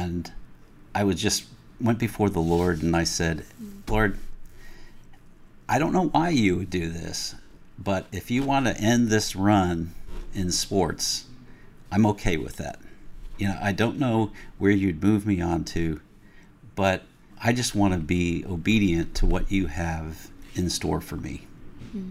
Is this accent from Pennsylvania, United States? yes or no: yes; Pennsylvania, United States; moved away as an adult; also born or lived in Ohio / North Carolina; lived most of my formative years in the Pennsylvania area